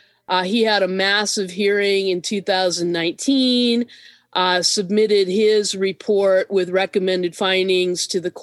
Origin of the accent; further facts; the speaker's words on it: Southern California, United States; moved away as an adult; also born or lived in Portland / Massachusetts / Indiana / Florida; I grew up in Southern California with drought and potential water issues